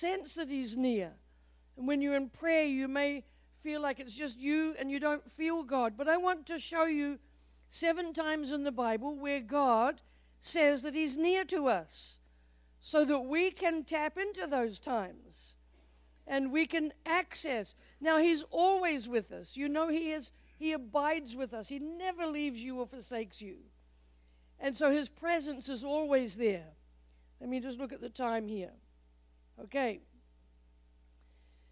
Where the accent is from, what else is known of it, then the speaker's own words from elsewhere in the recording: New Zealand; moved away as an adult; now in United States; longer in the United States than in New Zealand, so I am an American, a proud American.